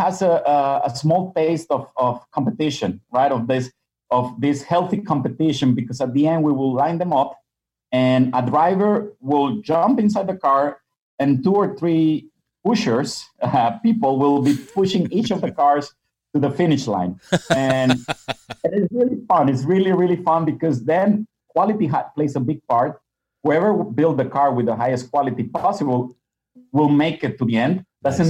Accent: Monterrey, Nuevo León, Mexico; moved away as an adult; also born or lived in Budapest, Hungary / Qatar / Dubai / Kuwait; I'm originally from Mexico, mm. born and raised in, in Monterrey.

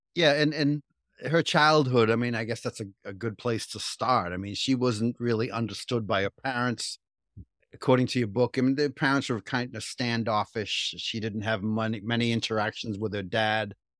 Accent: Cambridge, Massachusetts, United States; I grew up in Cambridge, right? So in the seventies, I worked in Harvard Square

